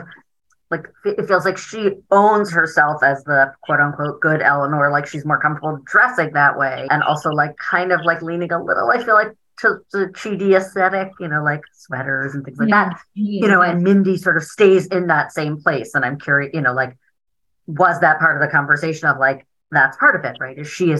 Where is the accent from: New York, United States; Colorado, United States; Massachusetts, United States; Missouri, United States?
New York, United States; I grew up in New York City in the 80s and 90s.